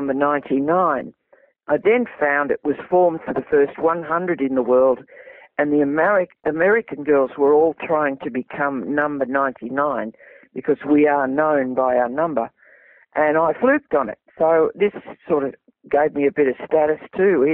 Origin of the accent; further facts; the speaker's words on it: Australia; he always referred to me as his Australian cousin